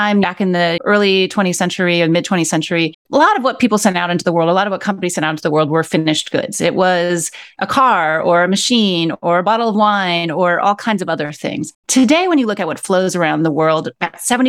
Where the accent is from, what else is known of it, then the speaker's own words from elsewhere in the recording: Akron, Ohio, United States; moved away as an adult; also born or lived in Mexico City / Buenos Aires; now in New York City, United States; I grew up in Akron, Ohio, which is in the Midwest of the United States.